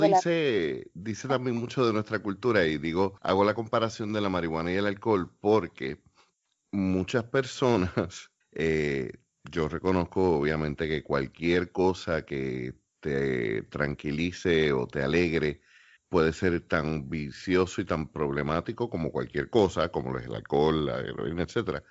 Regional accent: Puerto Rico; somos los boricuas

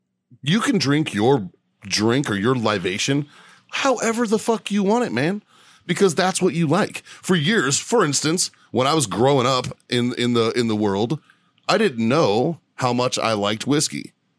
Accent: Boston, Massachusetts, United States; I'm an Irish kid from South Boston.

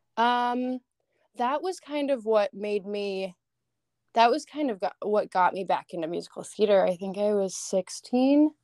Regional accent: Seattle, Washington, United States; now in Los Angeles, United States; I lived in Seattle most of my life

